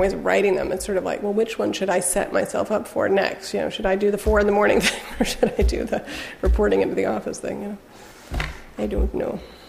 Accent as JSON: {"language": "English", "region": "England", "country": "United Kingdom", "tie": "born or raised there", "said": "I think because I grew up partly in England, I developed an ear pretty early on for which was which language"}